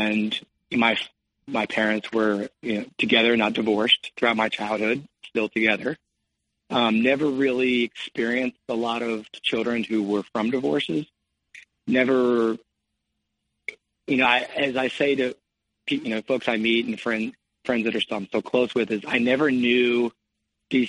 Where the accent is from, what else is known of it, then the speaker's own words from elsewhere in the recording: Cincinnati, Ohio, United States; also born or lived in California; I grew up in Cincinnati, Ohio